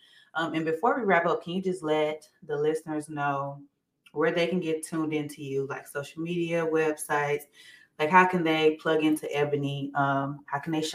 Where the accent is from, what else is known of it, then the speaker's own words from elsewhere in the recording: Saginaw, Michigan, United States; now in Atlanta, United States; I'm from Saginaw originally